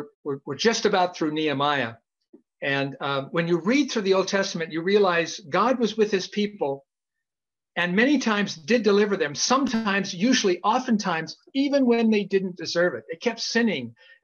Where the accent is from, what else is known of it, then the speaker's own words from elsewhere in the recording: Idaho, United States; moved away; when I was a young kid growing up in Idaho